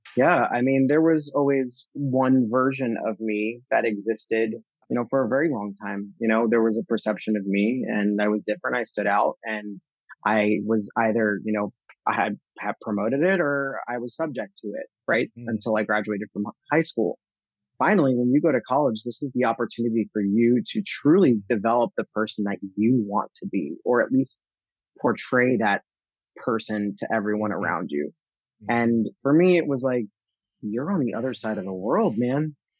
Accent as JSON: {"language": "English", "region": "central New Jersey", "country": "United States", "tie": "born or raised there", "moved": "yes", "said": "I grew up in New Jersey and uh, central New Jersey"}